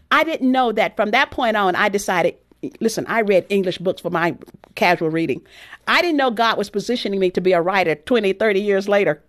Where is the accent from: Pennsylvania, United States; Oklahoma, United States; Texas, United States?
Texas, United States; my background growing up in Texas